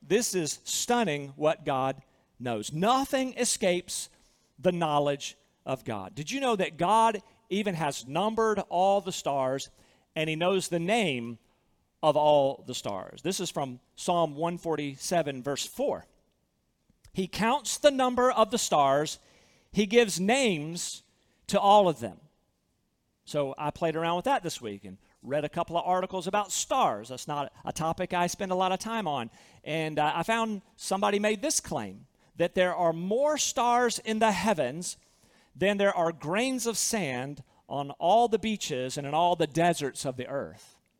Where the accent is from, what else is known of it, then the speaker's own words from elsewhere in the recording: Southern, United States; accent: Southern; with my Southern accent